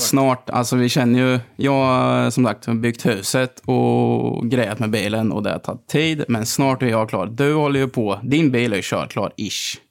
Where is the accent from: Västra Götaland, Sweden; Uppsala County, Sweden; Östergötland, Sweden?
Östergötland, Sweden; Gammalkil; jag är uppväxt i, i Gammalkind